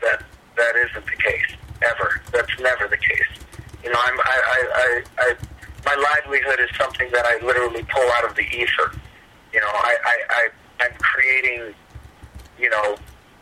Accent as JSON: {"language": "English", "town": "Fort Lauderdale", "region": "Florida", "country": "United States", "tie": "born or raised there", "said": "I'm from Fort Lauderdale, and I grew up near Miami my whole life"}